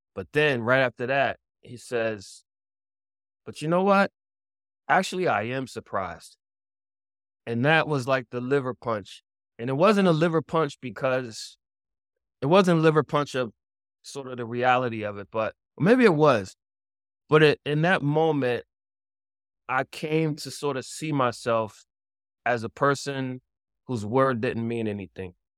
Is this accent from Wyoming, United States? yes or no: no; Philadelphia, Pennsylvania, United States; now in New York, United States; I'm originally from Philadelphia, and but I live in New York